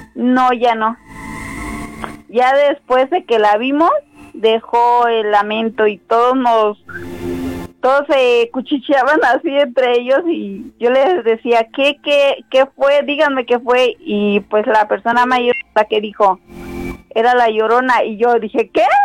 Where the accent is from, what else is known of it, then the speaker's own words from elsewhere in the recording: Guerrero, Mexico; now in State of Mexico, Mexico; de aquí del Estado de México, pero yo ah, soy del Estado de Guerrero